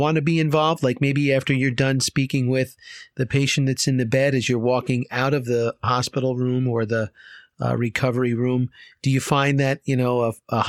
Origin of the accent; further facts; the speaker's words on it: Short Hills, New Jersey, United States; Growing up in Short Hills, I was right down the street from there